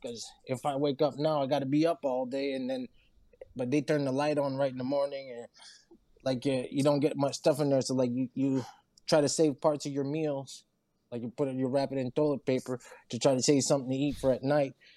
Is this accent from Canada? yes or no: yes; Saint-Léonard, New Brunswick, Canada; I'm from New Brunswick. I was in a small town. I'm from St. Leonard, so St. Leonard.